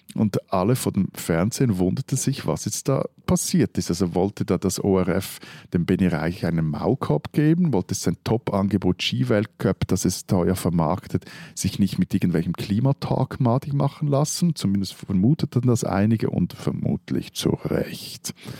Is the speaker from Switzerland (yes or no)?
yes; Switzerland; ich würde mit einem anderen Schweizer Hochdeutsch sprechen